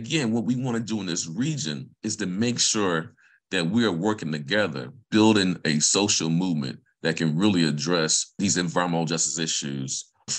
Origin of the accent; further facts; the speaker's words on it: Vicksburg, Mississippi, United States; moved away; But I'm from Vicksburg, Mississippi. And I grew up near a highway. I grew up near a sewage treatment plant.